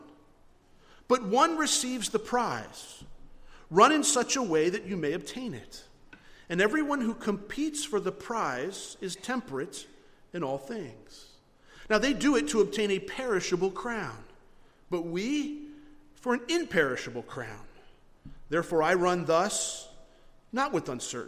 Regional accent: Florida, United States; moved away; We're from Florida

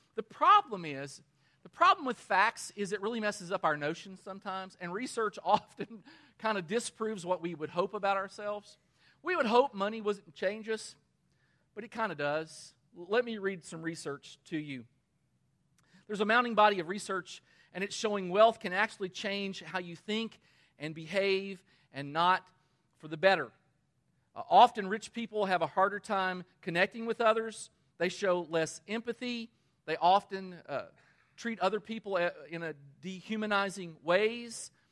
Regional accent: Danville, Kentucky, United States; my hometown of Danville, Kentucky

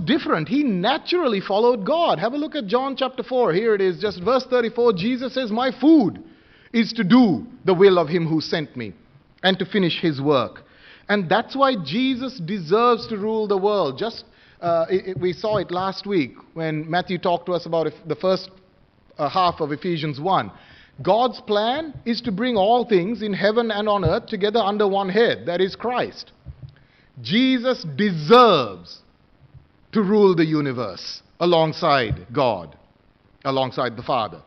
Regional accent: Sri Lanka; moved away; where I come from, I was born in Sri Lanka, many of us, okay, born overseas, traditional

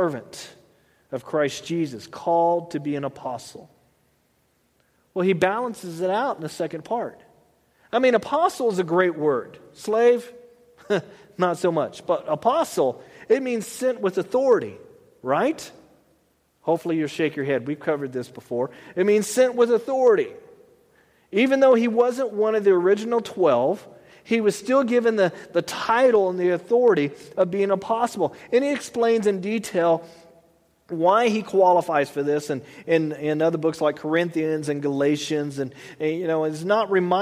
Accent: Texas, United States; I'm a Texan

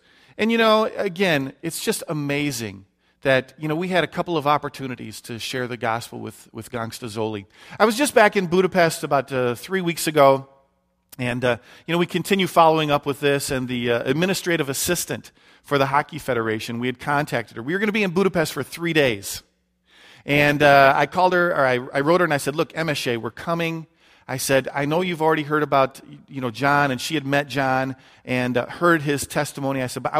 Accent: Detroit, Michigan, United States; You know, you don't know me from Adam, but I grew up in Detroit, Michigan.

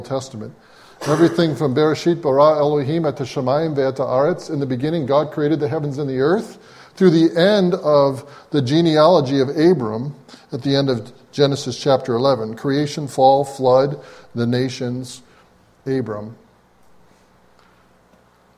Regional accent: Springfield, Massachusetts, United States; moved away; also born or lived in upstate New York; I grew up in New England where in a public school, every morning, in a public school in Springfield, Massachusetts

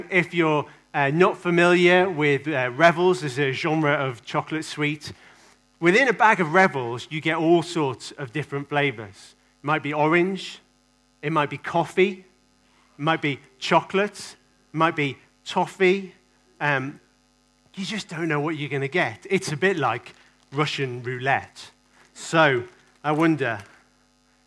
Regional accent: England, United Kingdom; I kind of love being English.

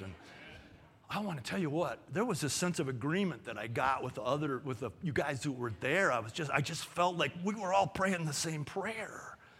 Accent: Los Angeles, California, United States; moved away; I grew up in Canoga Park.

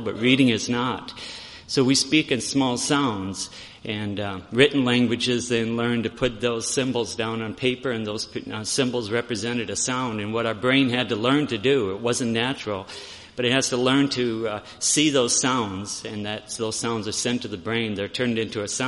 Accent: Aberdeen, South Dakota, United States; We're from Aberdeen

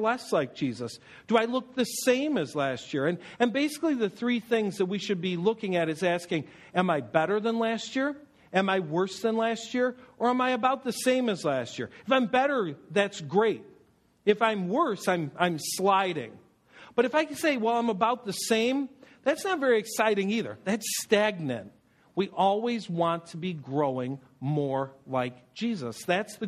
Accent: Buffalo, New York, United States; I grew up in Buffalo, and so we spent time in Toronto

